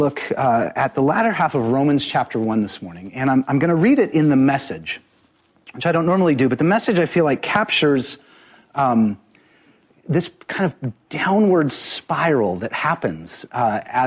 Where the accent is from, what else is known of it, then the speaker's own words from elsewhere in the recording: Spokane, Washington, United States; now in Seattle, United States; I grew up in Spokane